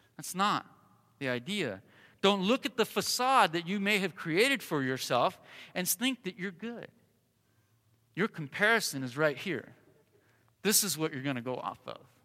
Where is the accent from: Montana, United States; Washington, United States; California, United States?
California, United States; Southern; also born or lived in Colorado; now in Arizona, United States; I was born and raised in Southern California